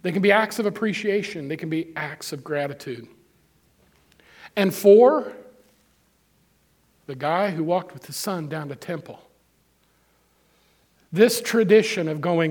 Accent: Moberly, Missouri, United States; moved away; I was in Moberly not long ago. That's my hometown where I grew up. I haven't lived there in 40-some-odd years

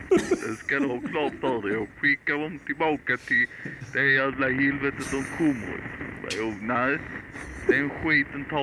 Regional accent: Skåne, Sweden; Det är vi som är moderlandet. Det är här nere allting kommer ifrån va.

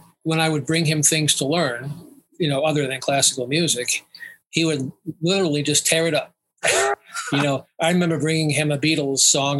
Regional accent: Long Island, New York, United States; I grew up in New York, on Long Island.

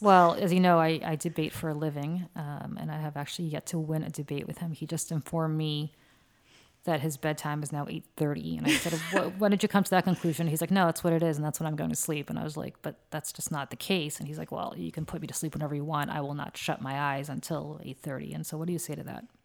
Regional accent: Moscow, Russia; moved away; I was born in Moscow, um, which is in Russia

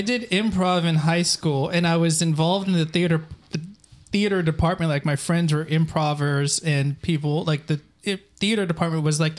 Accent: San Jose, California, United States; moved away as an adult; now in Berkeley, United States; I'm from San Jose. Yeah, I'm from San Jose. Actually, my dad lives, and I grew up down the street from here

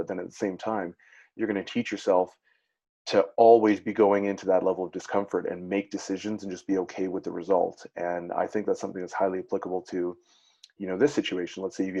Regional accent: Netherlands; now in Canada; I was born in Netherlands

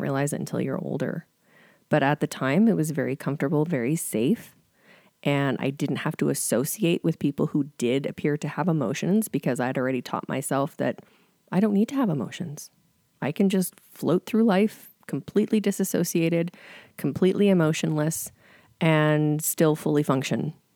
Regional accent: Bowness, Alberta, Canada; I grew up in Boness

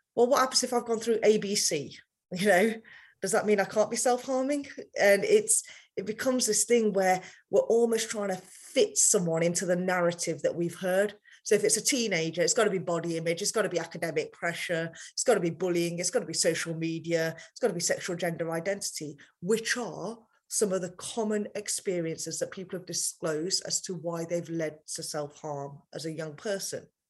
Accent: United Kingdom; I've grown up in a culture as British as I am, I'm still very Indian

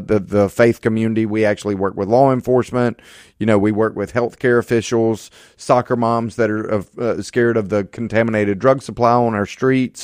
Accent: Hattiesburg, Mississippi, United States; I'm a native Mississippian. I was born and raised in Hattiesburg

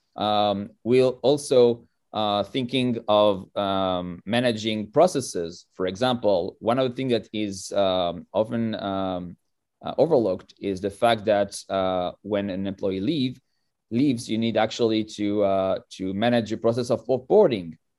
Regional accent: France; moved away as an adult; now in Israel; I was born in France most, uh, forty-four years ago

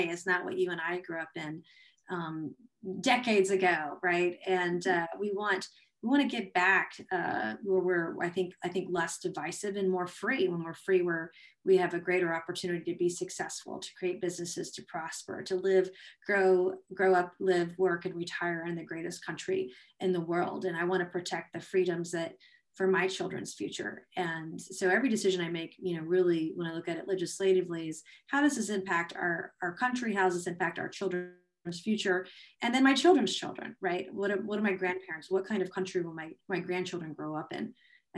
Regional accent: South Carolina, United States; South Carolina, my home state

